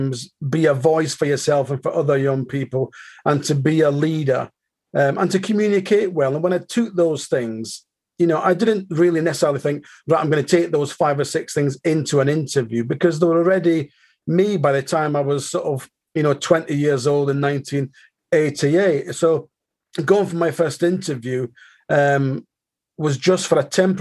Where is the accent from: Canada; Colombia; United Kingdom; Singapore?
United Kingdom; Aberdeen, Scotland; now in Manchester, United Kingdom; I live in Manchester, but I'm born and bred in Aberdeen